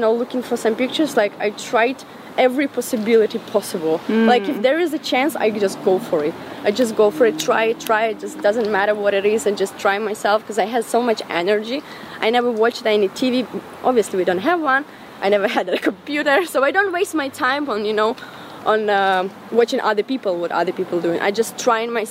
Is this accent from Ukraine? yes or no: yes; Semenivka, Ukraine; moved away; I was born and raised in Ukraine.